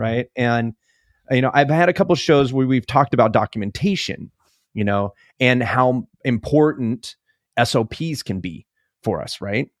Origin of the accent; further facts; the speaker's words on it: California, United States; moved away; also born or lived in Alaska; I grew up in California